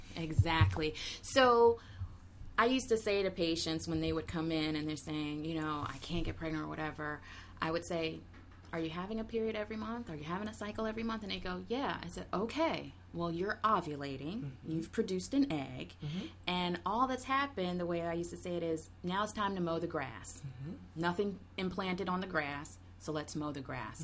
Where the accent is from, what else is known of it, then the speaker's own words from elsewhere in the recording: Huntsville, Alabama, United States; moved away as an adult; also born or lived in Loma Linda, California; now in Washington, D.C., United States; we grew up together in the South in Huntsville